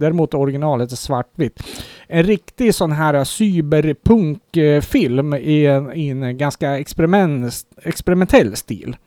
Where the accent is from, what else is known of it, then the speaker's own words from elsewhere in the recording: Sweden; som svensk